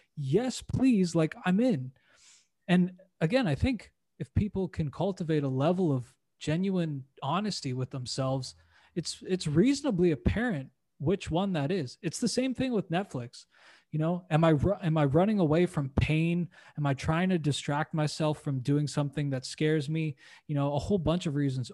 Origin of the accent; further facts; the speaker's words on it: Canada; also born or lived in United States / New Zealand; now in Playa del Carmen, Mexico; I was born and raised in Canada